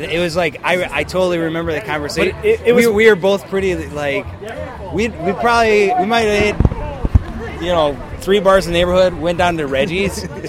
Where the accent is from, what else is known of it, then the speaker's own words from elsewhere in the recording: Chicago, Illinois, United States; neither one of us came to Chicago to play music. We grew up around Chicago.